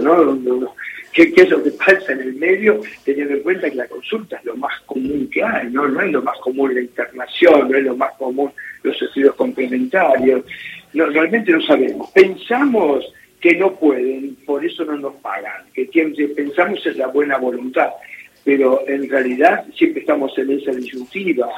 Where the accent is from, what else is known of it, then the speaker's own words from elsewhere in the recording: Argentina; los profesionales argentinos somos muy bien considerados